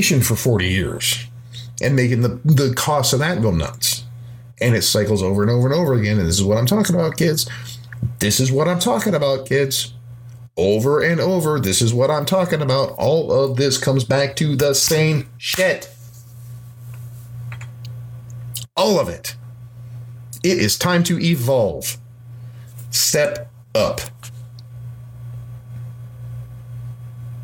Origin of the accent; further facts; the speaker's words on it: Midwest, United States; I'm from the Midwest, and I'm a musician